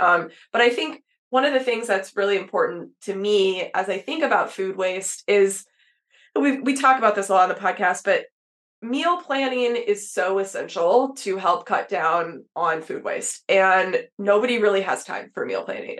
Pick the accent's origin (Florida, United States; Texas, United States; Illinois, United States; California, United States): Texas, United States; I grew up in Texas